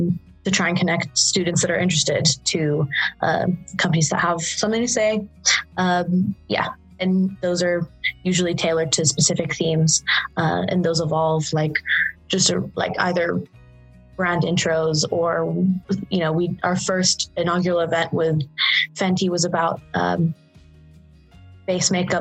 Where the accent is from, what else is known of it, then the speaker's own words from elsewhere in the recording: Saudi Arabia; moved away as an adult; I was an international student. I'm from Saudi Arabia and I was coming from the Middle East